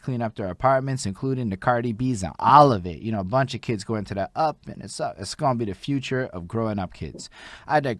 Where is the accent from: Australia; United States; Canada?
Canada; Montreal, Quebec; I'm from Montreal